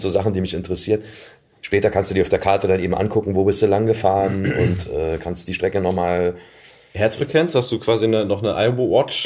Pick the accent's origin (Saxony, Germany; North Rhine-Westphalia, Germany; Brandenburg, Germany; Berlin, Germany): Berlin, Germany; Ich bin halt in Pankow geboren